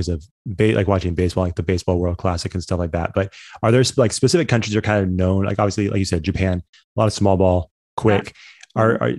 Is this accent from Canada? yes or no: yes; Orangeville, Ontario, Canada; growing up in Orangeville, like I've done plenty of like Saturday morning, Sunday morning workouts at Cass's track.